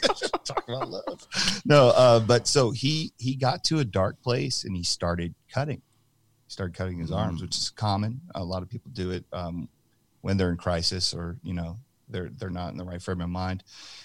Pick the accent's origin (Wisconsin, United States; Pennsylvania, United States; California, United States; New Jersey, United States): New Jersey, United States; moved away; I'm from New Jersey